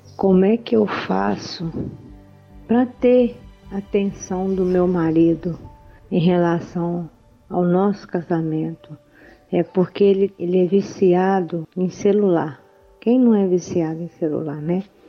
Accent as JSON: {"language": "Portuguese", "region": "Minas Gerais", "country": "Brazil", "said": "sou de Minas Gerais"}